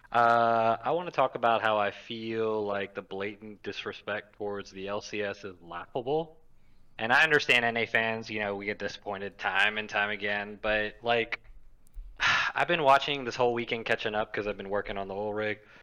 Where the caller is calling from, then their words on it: Mobile, Alabama, United States; I'm calling from Mobile, Alabama